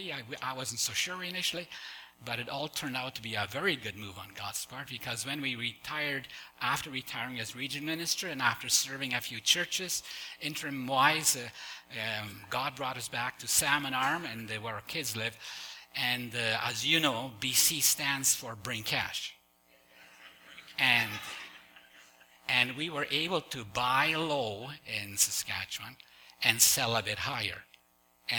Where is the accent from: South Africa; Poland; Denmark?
Poland; moved away; I was born in Poland